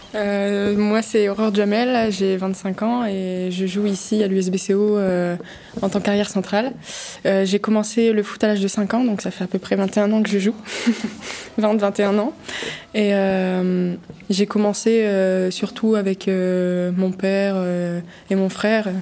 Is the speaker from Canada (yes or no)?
no; Boulogne-sur-Mer, Hauts-de-France, France; je suis originaire de Boulogne